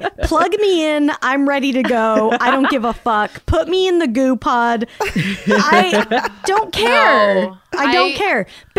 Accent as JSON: {"language": "English", "town": "Salt Lake City", "region": "Utah", "country": "United States", "tie": "born or raised there", "said": "where I grew up in Salt Lake City"}